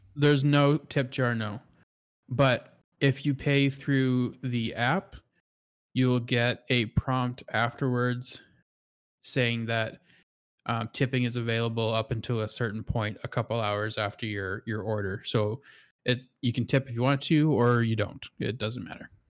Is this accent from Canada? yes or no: yes; Canada; as a Canadian